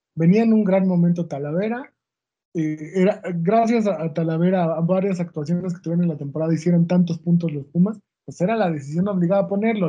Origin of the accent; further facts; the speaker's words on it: Mexico; como mexicanos